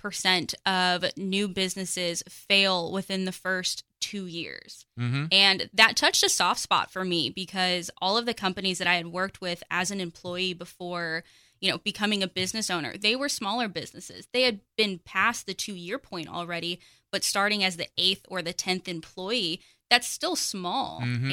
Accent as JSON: {"language": "English", "town": "Pottsboro", "region": "Texas", "country": "United States", "also_born_or_lived": "Las Vegas", "said": "So I am from Pottsboro. I spent about 15 years in the big city of Las Vegas before I moved out to Texas"}